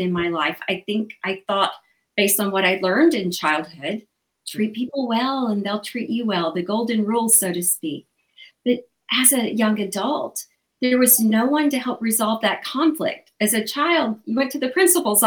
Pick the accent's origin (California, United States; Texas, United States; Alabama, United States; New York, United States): Alabama, United States; moved away; I'm from Alabama originally, the Bible Belt in the southern states